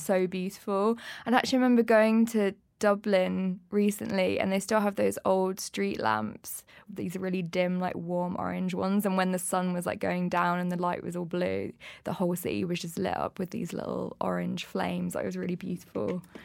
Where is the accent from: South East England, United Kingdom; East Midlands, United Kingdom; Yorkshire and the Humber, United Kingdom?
East Midlands, United Kingdom; Leicester; moved away as an adult; now in London, United Kingdom; I'm from Leicester and when I was about twenty, I saved up enough money to come and move down to London